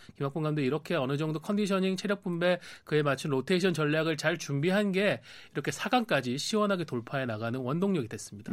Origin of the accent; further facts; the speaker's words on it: Changwon, South Gyeongsang, South Korea; moved away; 고향인 경남 창원으로 내려갈 아, 예정입니다.